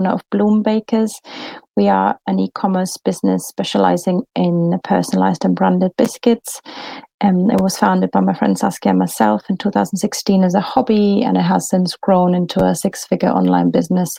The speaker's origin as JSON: {"language": "English", "country": "Germany", "accent": "German", "moved": "yes"}